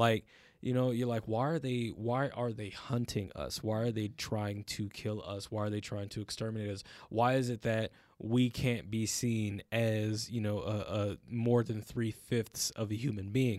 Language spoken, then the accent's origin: English; United States; as Black people in America